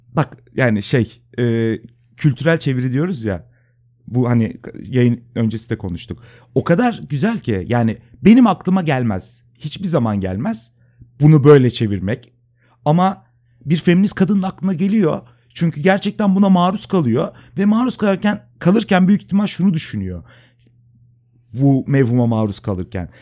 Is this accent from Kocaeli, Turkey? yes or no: yes; İzmit, Kocaeli, Turkey; moved away as an adult; now in Istanbul, Turkey; Yani işte ben İzmitliyim. İşte İzmit'te doğdum. Orada okudum. 99'da İstanbul'a geldim depremden sonra